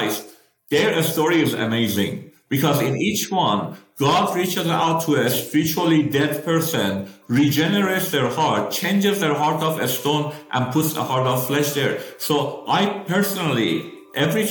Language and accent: English; Tehran, Tehran Province, Iran; first language Persian; English is a second language; moved away as an adult; also born or lived in Malaysia; So I'm originally from Iran, and I was born in Tehran, the capital